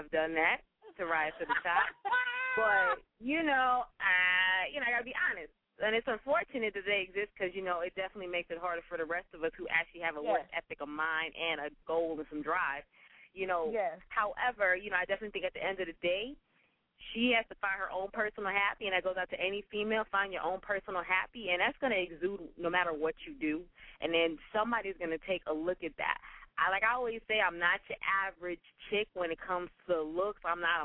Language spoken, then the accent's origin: English; Orlando, Florida, United States; also born or lived in Tallahassee; I was born and raised in Orlando.